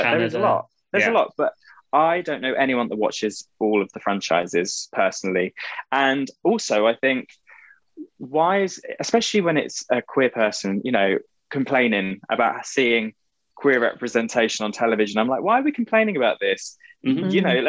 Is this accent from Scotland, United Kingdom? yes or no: no; East of England, United Kingdom; born there; I was born in Essex, grew up in the countryside. I don't really have much of an accent.